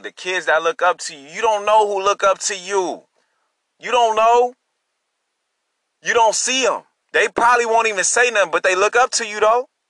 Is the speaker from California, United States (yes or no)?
yes; Long Beach, California, United States; I'm from Long Beach, California